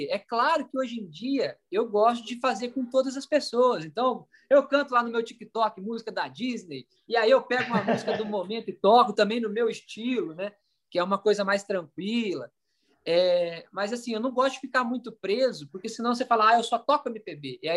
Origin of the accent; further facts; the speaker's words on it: Minas Gerais, Brazil; Porque eu sou mineiro, conheci … com 14 anos